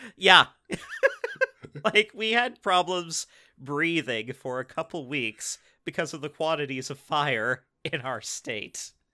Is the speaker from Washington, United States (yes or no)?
yes; Tacoma, Washington, United States; we're, we're from Tacoma. Like, you know, we, we live in Pierce County.